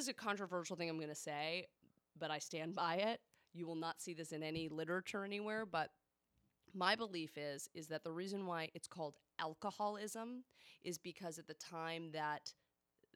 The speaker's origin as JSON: {"language": "English", "town": "Boston", "region": "Massachusetts", "country": "United States", "also_born_or_lived": "Newton, Massachusetts", "moved": "yes", "lives_now": "California, United States", "said": "I'm from Boston"}